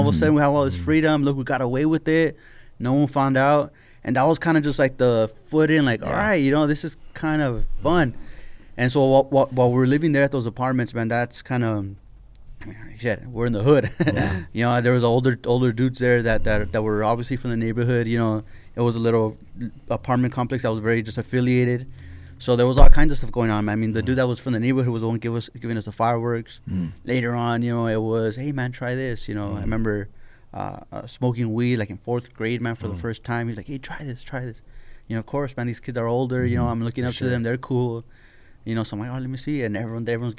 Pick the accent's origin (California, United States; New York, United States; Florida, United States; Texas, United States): California, United States; La Puente; growing up in La Puente